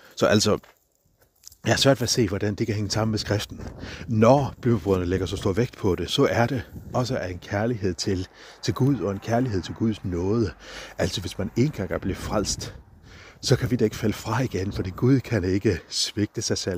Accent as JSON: {"language": "Danish", "country": "Faroe Islands", "said": "på færgerne, hvor jeg kommer fra"}